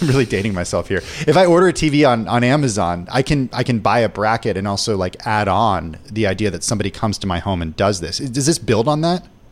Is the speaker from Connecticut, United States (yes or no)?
no; California, United States; I am from California